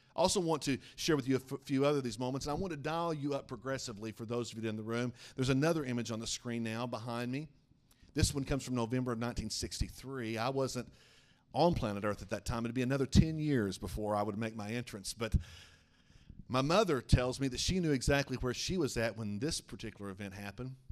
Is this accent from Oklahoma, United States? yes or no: yes; Oklahoma, United States; moved away; I'm a youth pastor back in my hometown of Oklahoma